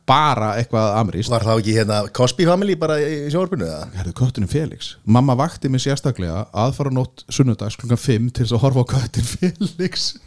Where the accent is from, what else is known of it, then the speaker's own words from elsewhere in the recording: Kópavogur, Capital Region, Iceland; also born or lived in Denmark; við erum bara bæður úr Vesturbæk Kópavóks